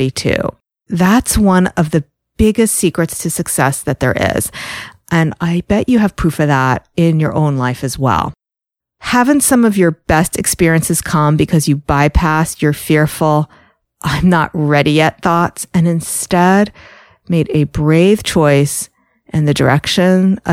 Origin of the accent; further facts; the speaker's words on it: New York, United States; I'm from New York.